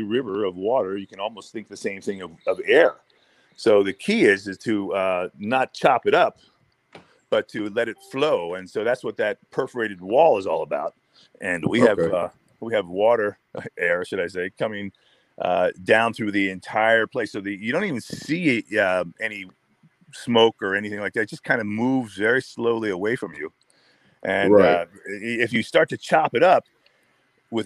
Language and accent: English; Pennsylvania, United States; I'm from Pennsylvania